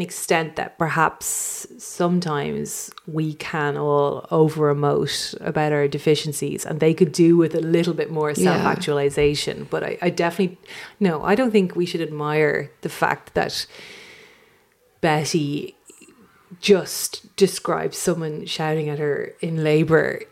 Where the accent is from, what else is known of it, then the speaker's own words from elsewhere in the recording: Ireland; being an Irish female of that generation